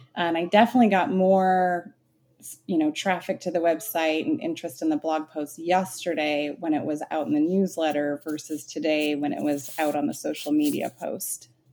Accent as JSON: {"language": "English", "town": "Phoenix", "region": "Arizona", "country": "United States", "tie": "born or raised there", "said": "I'm born and raised in Phoenix, Arizona, very much a desert rat"}